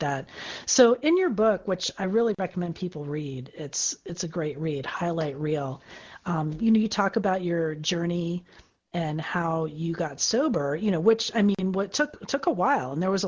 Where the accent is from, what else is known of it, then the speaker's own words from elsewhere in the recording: Florida, United States; now in California, United States; my home state of Florida